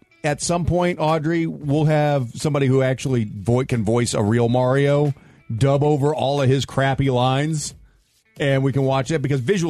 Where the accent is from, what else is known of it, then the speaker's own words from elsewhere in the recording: St. Louis, Missouri, United States; moved away; I'm from St. Louis